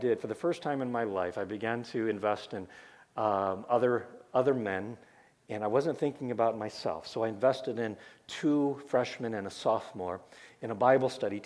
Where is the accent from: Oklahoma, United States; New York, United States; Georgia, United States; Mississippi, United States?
Oklahoma, United States; I was born in Oklahoma